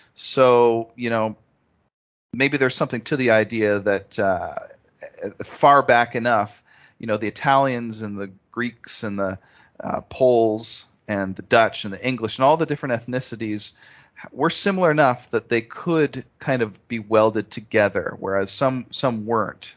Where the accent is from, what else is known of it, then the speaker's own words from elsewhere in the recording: Canada; I growing up in Canada myself